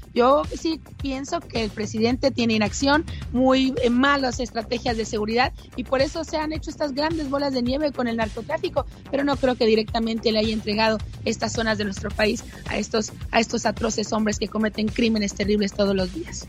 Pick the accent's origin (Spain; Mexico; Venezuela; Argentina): Mexico; como mexicana